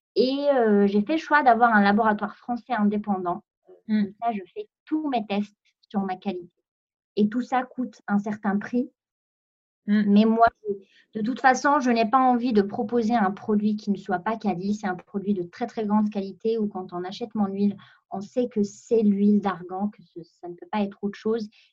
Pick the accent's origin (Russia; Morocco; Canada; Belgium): Morocco; Meknes, Fès-Meknès; moved away as an adult; now in France; j'ai grandi, j'ai vécu au Maroc pendant 20 ans